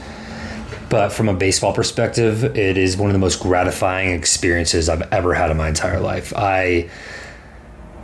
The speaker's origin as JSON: {"language": "English", "town": "Dallas", "region": "Texas", "country": "United States", "tie": "born or raised there", "also_born_or_lived": "Arizona", "said": "I'm born and raised in Dallas"}